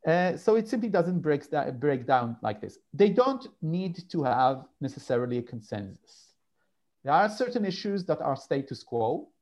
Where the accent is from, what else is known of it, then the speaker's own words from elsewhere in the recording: London, United Kingdom; born there; I'm a UK citizen also, beyond being, you know, and I was born in London.